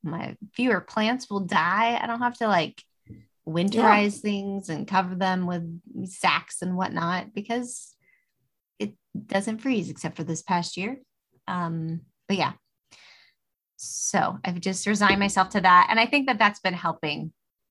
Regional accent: Jones, the South, United States; growing up in Jones and summers in Jones

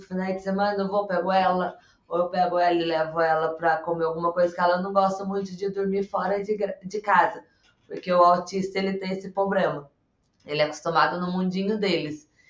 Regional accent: south of Minas Gerais, Brazil; sou aqui do sul de Minas Gerais

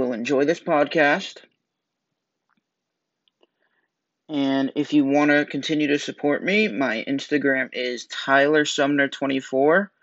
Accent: Warren, Rhode Island, United States; I am from Warren, Rhode Island. I am a senior in high school.

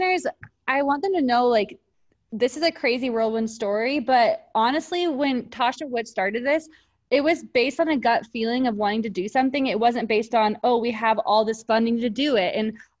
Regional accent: Texas, United States; I grew up in Texas

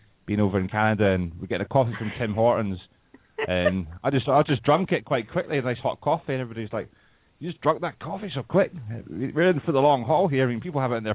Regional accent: Scotland, United Kingdom; Scotland's really small

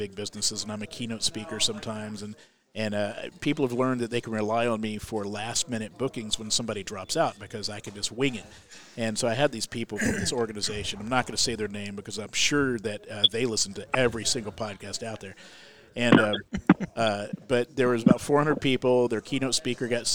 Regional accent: Central Florida, United States; moved away; also born or lived in Alabama; I grew up in Central Florida

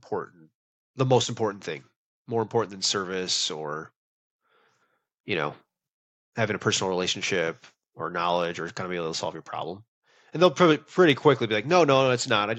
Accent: Wisconsin, United States; now in Texas, United States; I'm from Wisconsin.

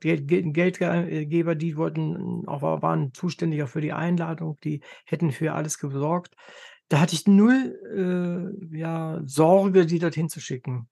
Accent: Germany; für uns als Deutsche

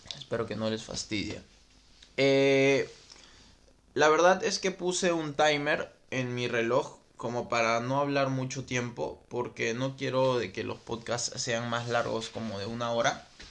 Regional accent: Lima, Peru; Soy de Lima y tengo 29 años.

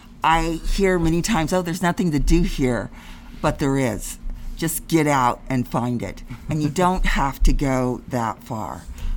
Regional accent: Ohio, United States; I came all the way from Ohio to go to this paradise.

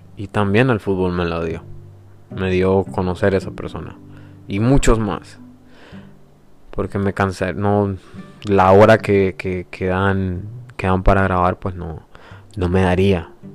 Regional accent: San Miguel, El Salvador; soy salvadoreño, nací en San Miguel

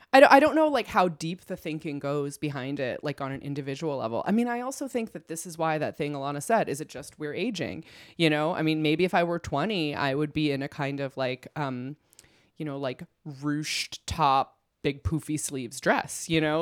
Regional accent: Iowa, United States; moved away as an adult; now in Los Angeles, United States; I was born and raised in Iowa

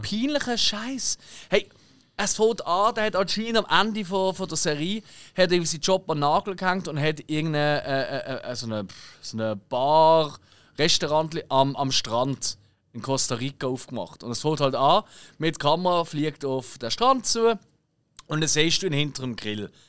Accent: Switzerland; ich bin Schweizer

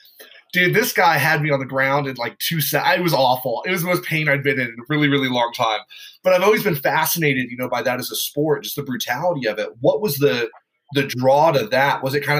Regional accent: Ireland; when I grew up in Ireland

